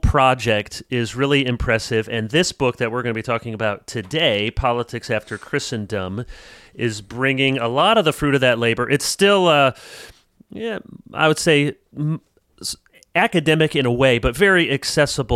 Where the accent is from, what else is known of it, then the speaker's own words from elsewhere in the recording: South Holland, Illinois, United States; I was born in South Holland, Illinois